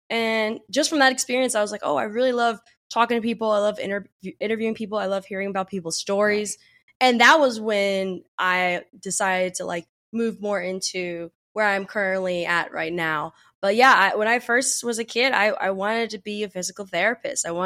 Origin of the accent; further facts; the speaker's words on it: New Jersey, United States; also born or lived in Pennsylvania; So, I was born outside of Philadelphia and um, during that time, my mom, my brother, and I, we moved around a lot eventually landed in New Jersey, where I was raised for my most of my childhood.